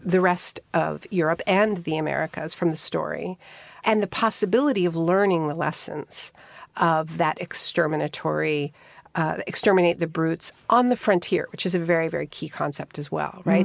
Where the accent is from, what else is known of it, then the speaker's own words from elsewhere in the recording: Montreal, Quebec, Canada; I had a best friend when I was growing up in Montreal named Mara